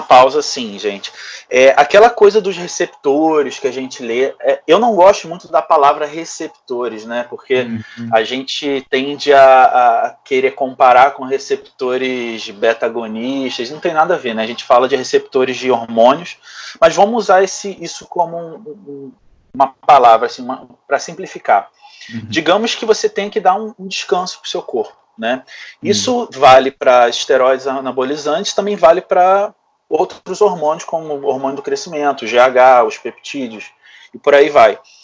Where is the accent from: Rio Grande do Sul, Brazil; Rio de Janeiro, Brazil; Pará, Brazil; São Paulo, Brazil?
Rio de Janeiro, Brazil; Então eu sempre fui de dentro desse meio, lá no Rio de Janeiro, né? Eu sou do Rio